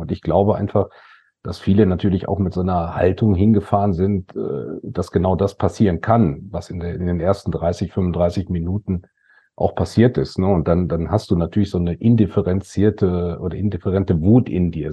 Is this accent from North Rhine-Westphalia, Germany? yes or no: yes; Datteln, North Rhine-Westphalia, Germany; wenn du hier in der Siedlung, ich komme ja aus Datteln, groß geworden bist